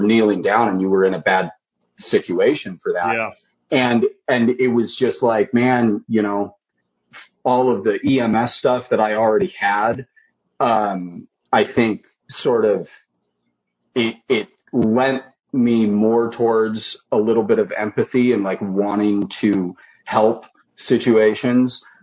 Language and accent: English; Idaho, United States; moved away; also born or lived in Washington; moved back to where I was born in Idaho